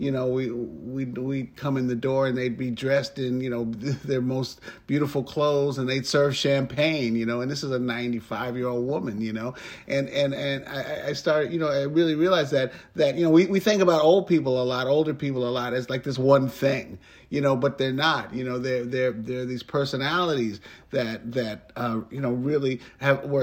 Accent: New York City, New York, United States; I was raised in New York City

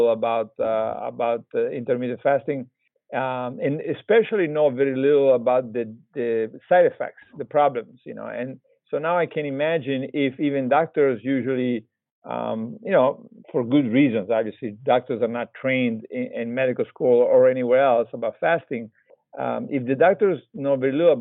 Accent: Italy; moved away; also born or lived in Texas; I'm originally from Italy

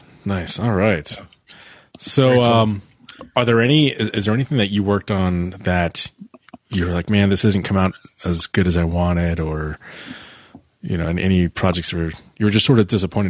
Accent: South Florida, United States; Yeah, I grew up in South Florida

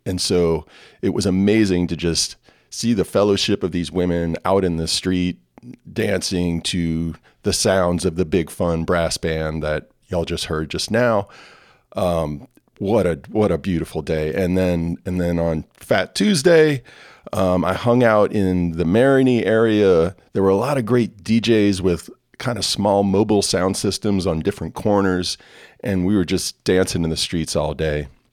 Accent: New Orleans, Louisiana, United States; moved away; my hometown, New Orleans, Louisiana.

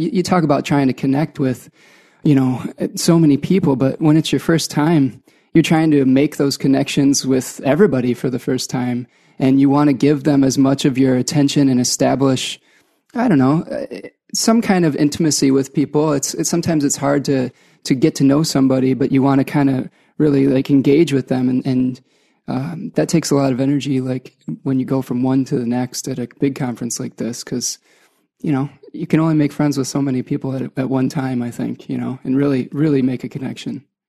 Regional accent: Ann Arbor, Michigan, United States; I'm from Ann Arbor, Michigan.

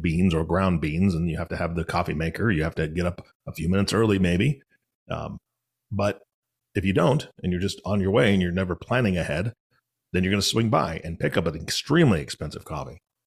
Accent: Seattle, Washington, United States; so I'm from Seattle.

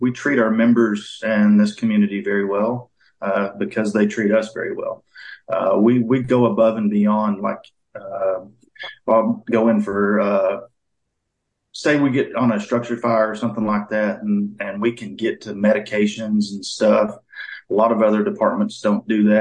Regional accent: Hot Springs Village area, Arkansas, United States; born or raised there; also born or lived in Dallas, Texas, United States / Grand Prairie, Texas, United States

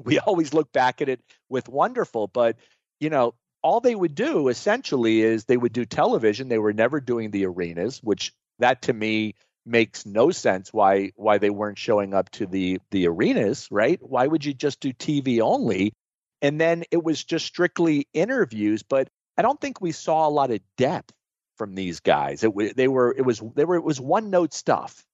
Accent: Florida, United States; growing up in Florida, in the territories in the South

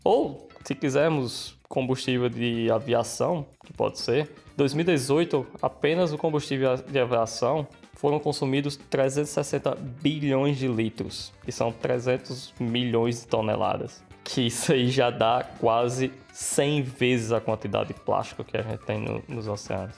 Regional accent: Brazil; now in Australia; da minha terra

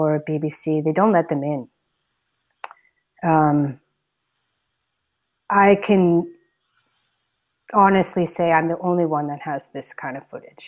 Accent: United States; moved away as an adult; now in India; all my years living in the States growing up here

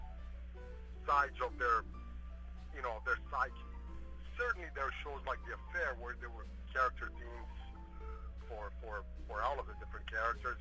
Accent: São Paulo, Brazil; moved away as an adult; I was brought up in Sao Paulo and I lived there until I was 18

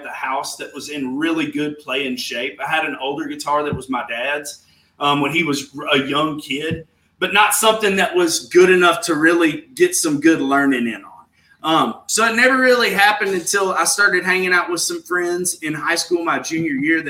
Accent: Fairview, Tennessee, United States; also born or lived in Nashville, Tennessee / Brentwood, Tennessee; I was born in Nashville and raised in Fairview, Tennessee, which is like 45 minutes towards Memphis

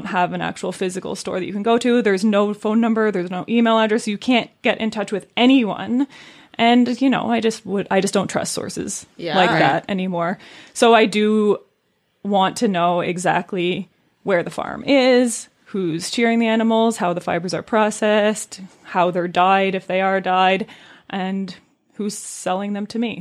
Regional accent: Brooke Valley, Ontario, Canada; I grew up in Brook Valley

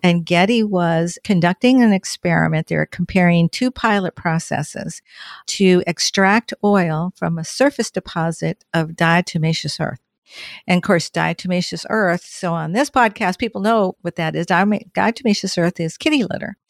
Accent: Southern California, United States; moved away as an adult; also born or lived in Oceanside, California / Orange County, California; now in Washington, United States; I'm from Southern California, born and raised

